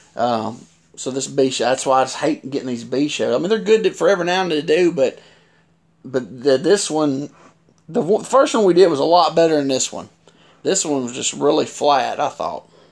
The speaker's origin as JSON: {"language": "English", "town": "Mount Juliet", "region": "Tennessee", "country": "United States", "tie": "born or raised there", "said": "Mount Juliet, my my hometown. You know, my the old junior high I went to got demolished"}